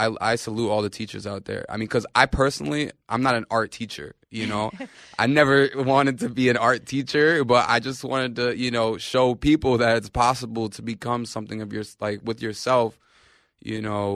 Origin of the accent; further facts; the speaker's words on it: New York, United States; We're from New York. You know, we know who needs the help